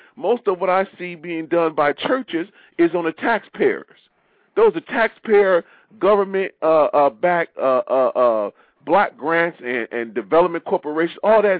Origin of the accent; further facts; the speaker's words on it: Detroit, Michigan, United States; now in Maryland, United States; I'm from Detroit.